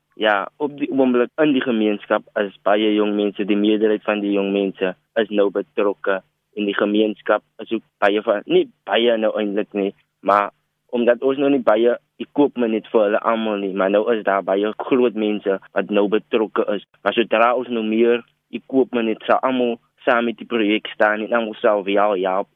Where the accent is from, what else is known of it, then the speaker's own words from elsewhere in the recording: Cape Town, Western Cape, South Africa; ons in Trinity Place groot geword het um, en ons het gesien die nood van Trinity Place en dis eintlik die nood in baie gemeenskappe in ELC se rivier.